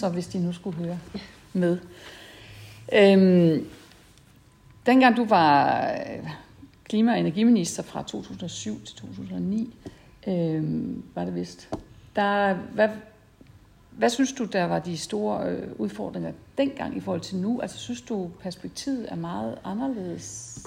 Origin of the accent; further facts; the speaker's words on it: Esbjerg, Southern Denmark, Denmark; jeg var fra Esbjerg, og fiskeriet, det fyldte faktisk